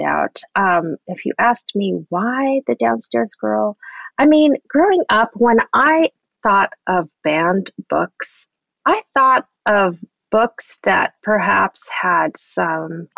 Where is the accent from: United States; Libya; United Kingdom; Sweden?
United States; Southern California; I grew up in Southern California